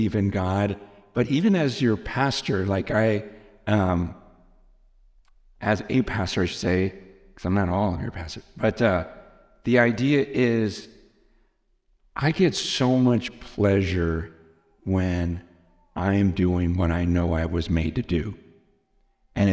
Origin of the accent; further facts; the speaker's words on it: United States; I'm American